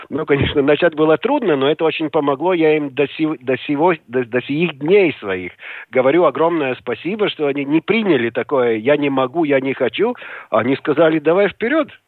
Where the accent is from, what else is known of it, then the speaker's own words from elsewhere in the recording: Riga, Latvia; район был в центре жил, на улице в, в то время Энгельса, сейчас улица Стабу.